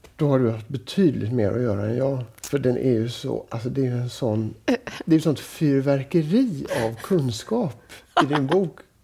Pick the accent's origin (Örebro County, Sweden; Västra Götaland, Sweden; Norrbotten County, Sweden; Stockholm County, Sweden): Västra Götaland, Sweden; Gothenburg; i förort till Göteborg där jag växte upp